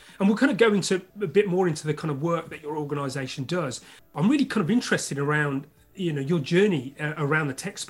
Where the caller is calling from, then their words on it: London, United Kingdom; And your host today is me … IT Labs Chief Talking Officer, and I'm speaking from London, UK.